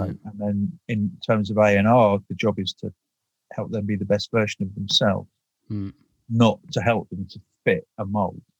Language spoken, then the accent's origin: English; United Kingdom; being British